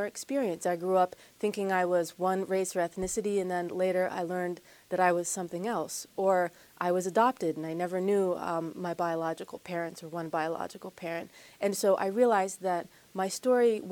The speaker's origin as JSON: {"language": "English", "town": "Wexford", "region": "Pennsylvania", "country": "United States", "tie": "born or raised there", "said": "I grew up in the North Hills in Wexford"}